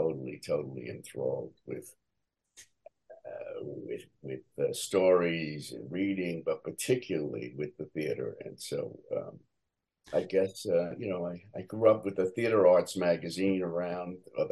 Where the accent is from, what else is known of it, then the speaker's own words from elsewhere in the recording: Michigan, United States; born there; Yeah, I was born in Michigan.